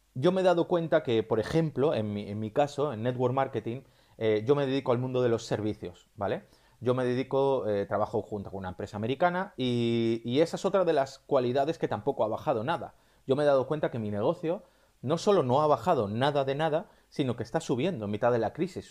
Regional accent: Spain; si me estás escuchando desde España, donde yo soy

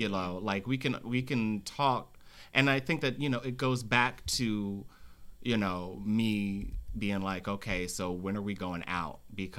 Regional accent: Philadelphia, Pennsylvania, United States; I'll say, oh, okay, I'm from Philly.

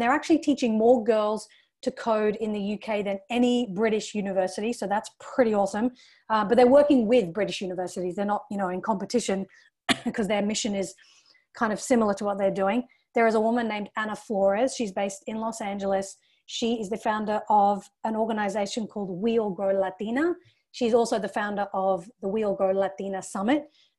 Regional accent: Australia; also born or lived in England; But, you know, for me as a young Indian woman growing up in Australia and England

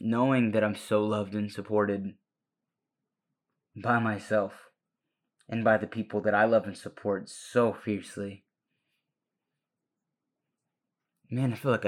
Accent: Watauga, Texas, United States; first language Spanish; English is a second language; I'm from Watauga, Texas.

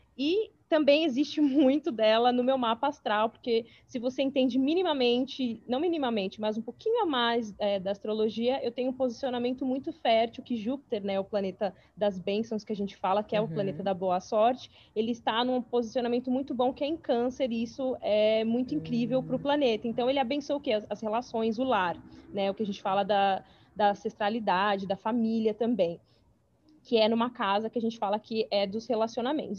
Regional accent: São Paulo, Brazil; moved away as an adult; now in New York, United States; atualmente eu moro em Nova York, mas eu sou de São Paulo, capital. Me mudei faz cinco anos para os Estados Unidos

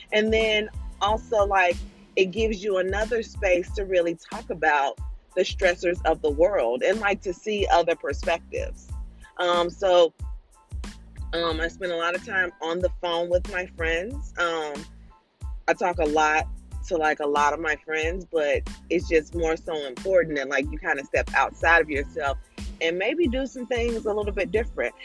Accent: St. Louis, Missouri, United States; moved away as an adult; now in Virginia, United States; I am originally from St. Louis, Missouri, the Show Me States, um, and my entire family's there. And we have now moved to Virginia, probably three, almost four years ago.

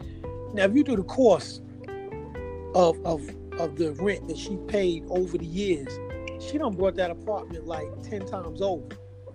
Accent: Rockaway, New York, United States; It was different, like growing up in Rockaway. It was a lot different.

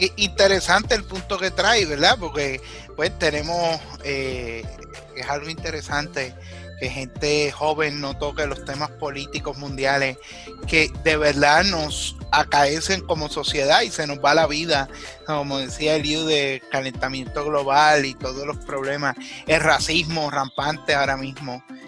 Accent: Puerto Rico; los puertorriqueños no solo somos ciudadanos americanos o ciudadanos de Puerto Rico

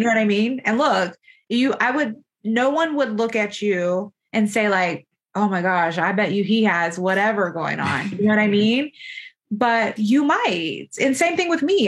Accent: Florida, United States; moved away as an adult; also born or lived in Buffalo, New York; now in Georgia, United States; I'm from Florida, did my residency in New York, in Buffalo, New York.

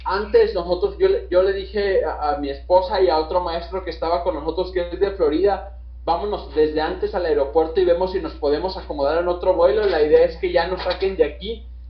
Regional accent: Mexico; nosotros nosotros como, mexicanos

